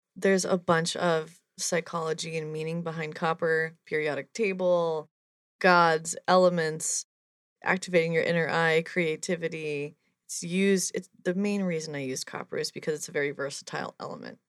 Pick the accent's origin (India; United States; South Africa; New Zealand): United States; New Jersey; I'm from New Jersey